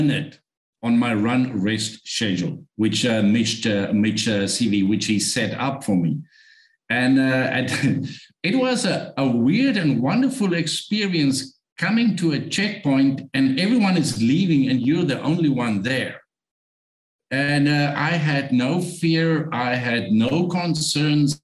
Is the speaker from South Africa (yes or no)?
yes; South Africa; English is a second language; I'm from Africa. English is not my first language.